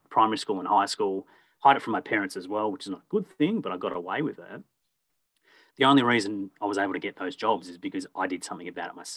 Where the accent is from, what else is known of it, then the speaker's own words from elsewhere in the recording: Perth, Western Australia, Australia; born there; also born or lived in Warragul / Echuca / Melbourne; I was born in Perth, lived in Warragul, moved to Echuca, a number of suburbs in Melbourne.